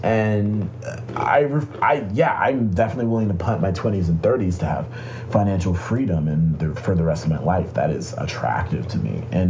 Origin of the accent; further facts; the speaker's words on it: Atlanta, Georgia, United States; Atlanta, Georgia.